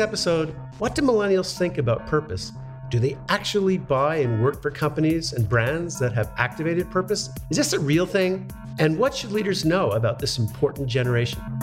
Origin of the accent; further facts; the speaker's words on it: Montreal, Quebec, Canada; I grew up in Montreal, so I know how to say Gagne.